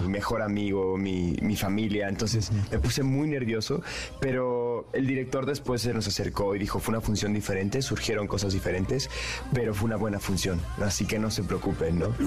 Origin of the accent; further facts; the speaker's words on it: Mexico; en México no tenemos esos, ese tipo